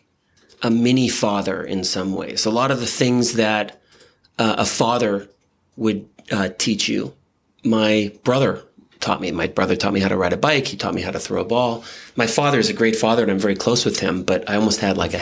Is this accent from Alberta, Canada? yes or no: no; Winnipeg, Manitoba, Canada; now in United States; I'm from Winnipeg, Canada, which is a little bit north of Fargo, North Dakota